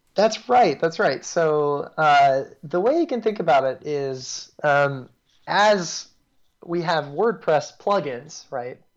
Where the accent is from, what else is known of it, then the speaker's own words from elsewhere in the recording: New York, United States; accent: American; moved away as an adult; also born or lived in Singapore; now in Paris, France; I'm from New York originally